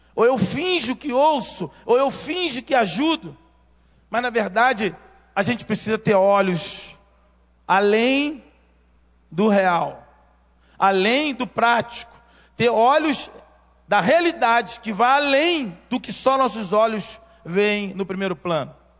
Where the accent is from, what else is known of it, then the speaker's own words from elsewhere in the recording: Rio de Janeiro, Brazil; eu nasci em Realengo nasci em Realengo, cresci em Realengo e depois saí para o mundo